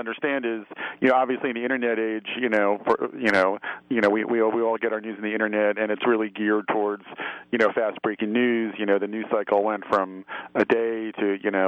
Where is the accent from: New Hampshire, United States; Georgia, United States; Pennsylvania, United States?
Pennsylvania, United States; Philadelphia; accent: Philly; People in Philadelphia have an attitude, but we all say it with our Philly accent